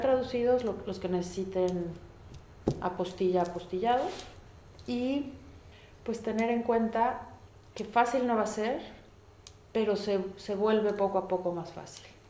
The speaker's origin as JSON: {"language": "Spanish", "country": "Mexico", "moved": "as an adult", "lives_now": "Germany", "said": "Yo me vine de México a vivir a un lugar que nunca había estado"}